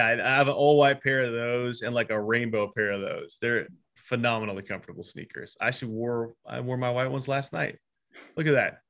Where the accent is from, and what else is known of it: Fresno, California, United States; born or raised there; also born or lived in Pasadena, California